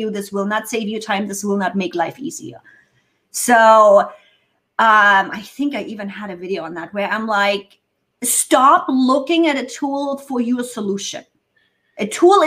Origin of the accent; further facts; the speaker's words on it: Germany; first language German; English is a second language; moved away as an adult; now in United States; I'm native German